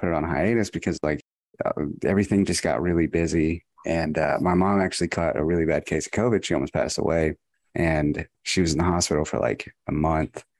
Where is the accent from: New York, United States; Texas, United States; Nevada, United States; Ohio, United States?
Texas, United States; I was from Texas